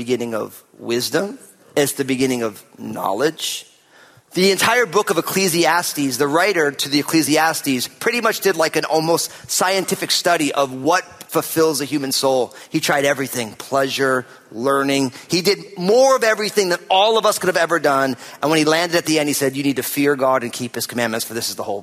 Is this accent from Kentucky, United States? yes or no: no; New Jersey, United States; now in Pacific Northwest, United States; I'm from New Jersey